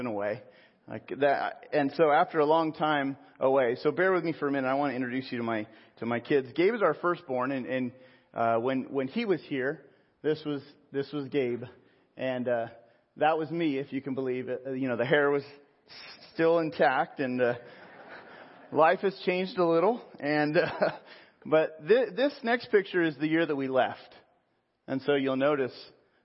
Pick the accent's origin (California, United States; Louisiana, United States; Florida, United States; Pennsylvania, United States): California, United States; Pismo Beach; also born or lived in San Jose / Sonoma; now in Riverside, United States; Central coast of Pismo Beach was the town I was pretty much raised